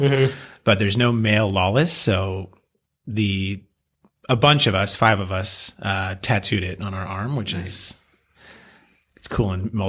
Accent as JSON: {"language": "English", "town": "Encinitas", "region": "California", "country": "United States", "tie": "born or raised there", "also_born_or_lived": "Pennsylvania"}